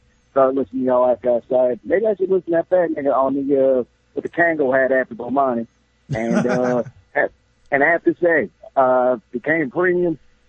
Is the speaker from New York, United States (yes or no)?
no; Cleveland, Ohio, United States; moved away; I am from Cleveland